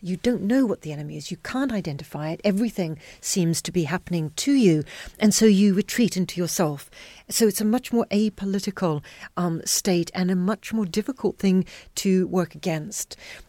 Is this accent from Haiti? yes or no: yes; Haiti; also born or lived in Zambia / Solomon Islands; growing up in Zambia, Chincarta, growing up in Solomon Islands, and then Haiti for most of my childhood, much of my childhood